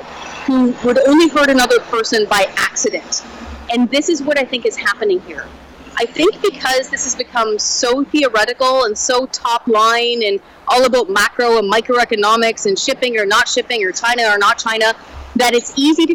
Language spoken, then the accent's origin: English; Vancouver Island, British Columbia, Canada; I grew up here and I grew up on Vancouver Island.